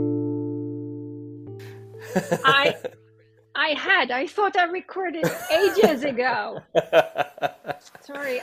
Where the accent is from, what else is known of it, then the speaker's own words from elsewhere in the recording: Sweden; English is a second language; I was Swedish